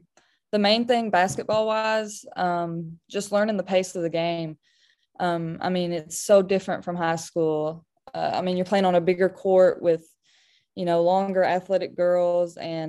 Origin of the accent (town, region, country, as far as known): Kentucky, United States; born or raised there